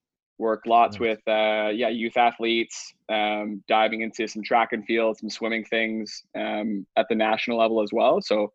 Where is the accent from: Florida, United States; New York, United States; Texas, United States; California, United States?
Texas, United States; Dallas; also born or lived in Mississauga; now in Vancouver, Canada; I bounced around a few times, grew up in Dallas, Texas. Vancouver's home now though.